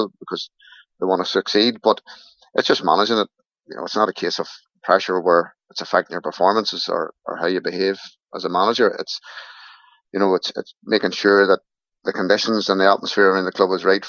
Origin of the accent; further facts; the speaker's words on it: Newry, Northern Ireland, United Kingdom; I'm from Newry